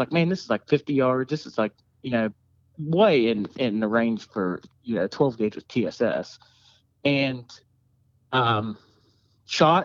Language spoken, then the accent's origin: English; Salem, United States; I'm from Salem